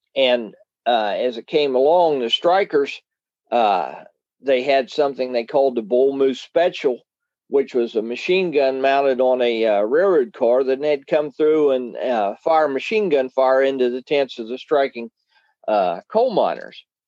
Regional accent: West Virginia, United States; now in Ohio, United States; I was born in the West, uh, West Virginia

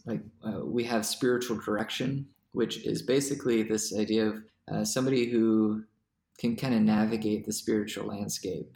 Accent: Greenville, South Carolina, United States; moved away as an adult; also born or lived in France / Columbia, South Carolina / Nashotah, Wisconsin; I was born in France and then my family moved to Greenville, South Carolina

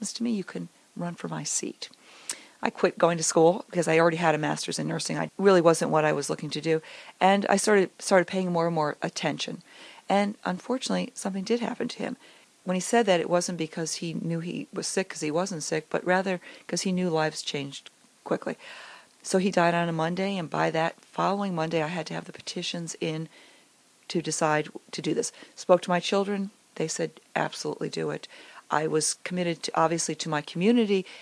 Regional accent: Connecticut, United States; moved away as an adult; also born or lived in Long Island; now in New Jersey, United States; I grew up in Connecticut

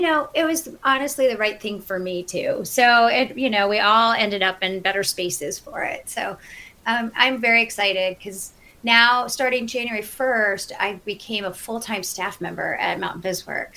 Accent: Cleveland, Ohio, United States; moved away as an adult; now in Western North Carolina, United States; I grew up in Cleveland, Ohio. I'm a Midwesterner, true at heart.

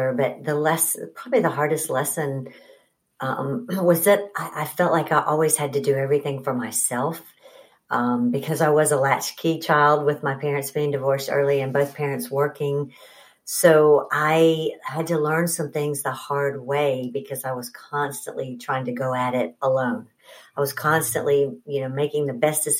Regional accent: Huntsville, Alabama, United States; moved away as an adult; also born or lived in Birmingham, Alabama; now in Atlanta, United States; I grew up in Huntsville

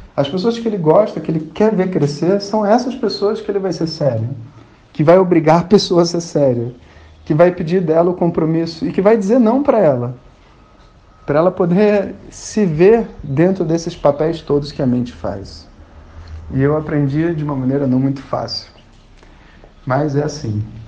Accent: Rio de Janeiro, Brazil; sou carioca e tava no Rio de Janeiro

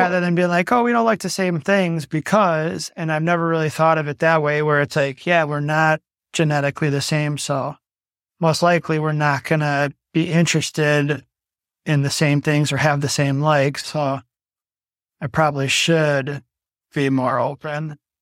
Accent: Milwaukee, Wisconsin, United States; now in Hales Corners, United States; born and raised in Milwaukee. I grew up in a duplex above my grandparents on the south side of Milwaukee.

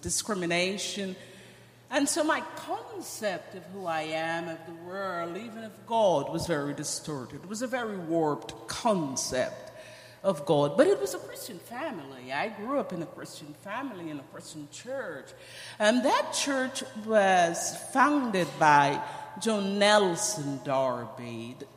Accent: Georgetown, Guyana; moved away; also born or lived in Ogle Estate, Guyana; I am from Guyana. I was born in a little town in Guyana. It's called Ogle Estate

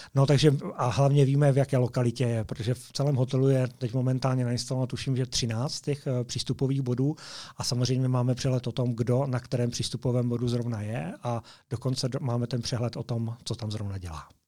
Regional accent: Moravia, Czechia; moved away as an adult; now in Slovakia; jsem z Moravy

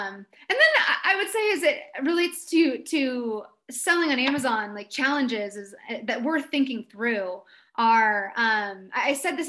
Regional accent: East Coast, United States; I grew up on the East Coast. My family moved around a little bit, but the house that I remember anyway was, we lived there from when I was 5 to about 12.

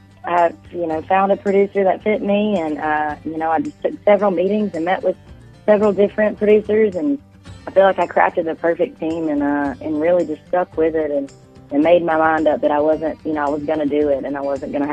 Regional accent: Phenix City, Alabama, United States; now in Nashville, United States; I'm from Phoenix City, Alabama, as you know, and I got to go back and hang out with my mama

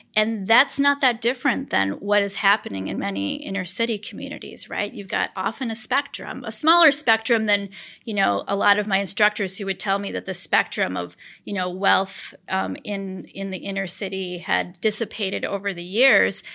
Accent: Portage County, Wisconsin, United States; also born or lived in Chicago, Illinois / Oak Park, Illinois; I was born in Chicago, Illinois, and my parents moved us from Oak Park, um, which is a western suburb, to the southeast corner of Portage County when I was a kid. Um, so I grew up between Blaine and Heffron

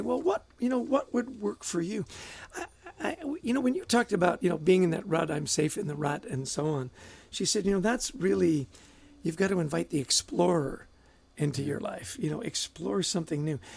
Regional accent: Vancouver, British Columbia, Canada; I grew up in Vancouver

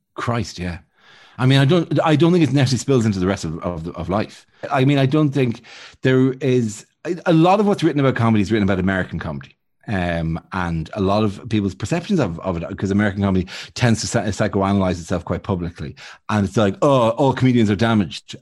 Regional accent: Bray, Leinster, Ireland; moved away as an adult; now in United Kingdom; I'm from Braes

